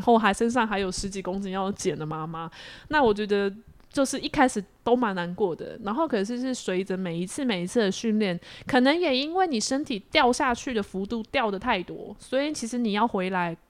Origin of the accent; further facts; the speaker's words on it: Taiwan; 我们台湾人